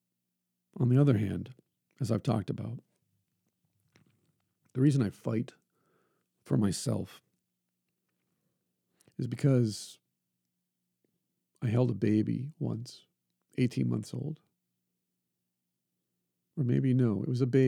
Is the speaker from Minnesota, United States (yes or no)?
yes; Brainerd, Minnesota, United States; I was born in Brainerd, Minnesota